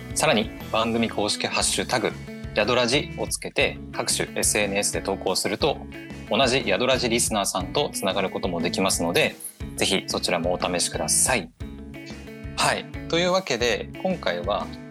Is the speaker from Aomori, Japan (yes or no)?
yes; Aomori, Japan; 私も出身が青森なので